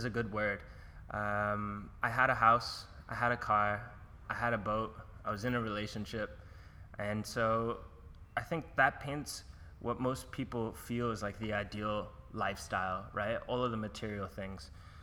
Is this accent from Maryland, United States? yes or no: no; Oceanside, New York, United States; moved away as an adult; also born or lived in Florida / California / Mexico / Bangkok; now in Australia; I grew up in New York, Long Island, Oceanside